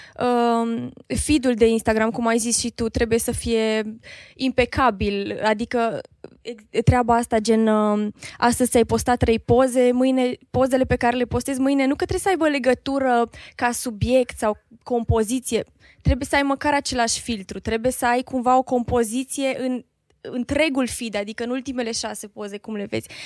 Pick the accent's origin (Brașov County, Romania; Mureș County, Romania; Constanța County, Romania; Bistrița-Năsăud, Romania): Mureș County, Romania; Târgu Mureș; moved away as an adult; now in Cluj-Napoca, Romania; eu sunt din Târgu Mureș